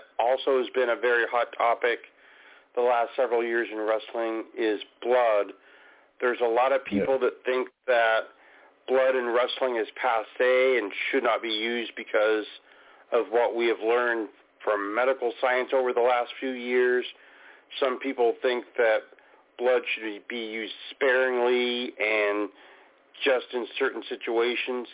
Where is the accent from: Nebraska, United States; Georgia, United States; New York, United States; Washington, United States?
Washington, United States; here in my home state of Washington